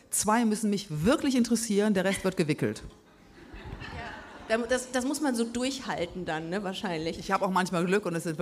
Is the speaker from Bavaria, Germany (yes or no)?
no; Düsseldorf, North Rhine-Westphalia, Germany; Ich komme aus Düsseldorf, Leute.